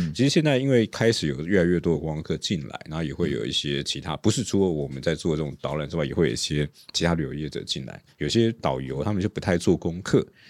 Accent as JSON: {"language": "Chinese", "region": "Taipei", "country": "Taiwan", "tie": "born or raised there", "said": "第五代的大稻城人啊。是，是，从小在大稻城长大，嗯。一直到现在也住在大稻城"}